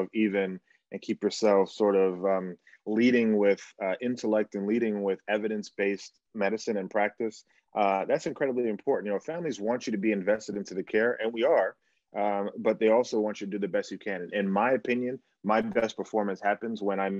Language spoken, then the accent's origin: English; New Jersey, United States; also born or lived in Bahamas / Florida; we grew up in New Jersey